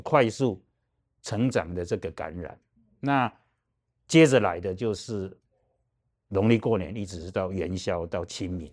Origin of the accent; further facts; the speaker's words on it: Taiwan; 我们台湾人有别人没有的人际网络可以了解，所以你我们台湾人有很多的大陆的配偶